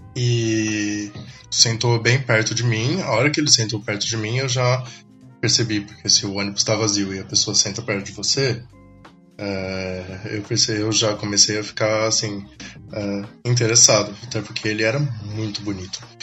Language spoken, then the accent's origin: Portuguese; São Paulo, Brazil; eu sou de São Paulo